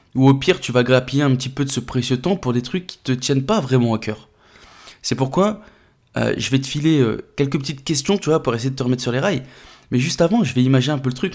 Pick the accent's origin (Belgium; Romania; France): France; chez nous en France